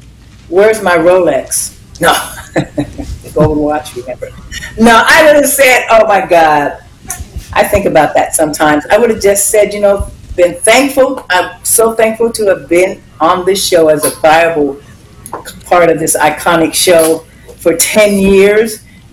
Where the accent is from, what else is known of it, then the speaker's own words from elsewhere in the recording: Girard, Ohio, United States; moved away; I just finished it in Ohio at my home state, Girard, Youngstown.